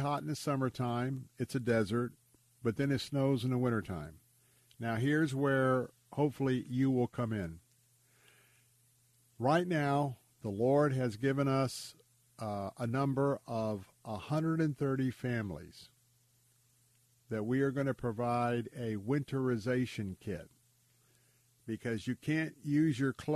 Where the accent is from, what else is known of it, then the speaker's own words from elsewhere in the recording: United States; a very practicing Christian from America. So I'm a Christian. And I'm American